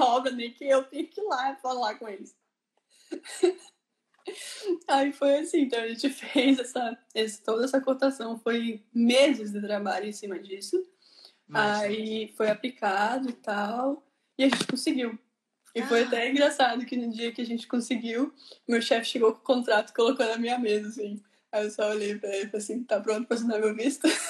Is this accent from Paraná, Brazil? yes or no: yes; Curitiba, Paraná, Brazil; moved away as an adult; now in Ireland; eu sou de Curitiba, Paraná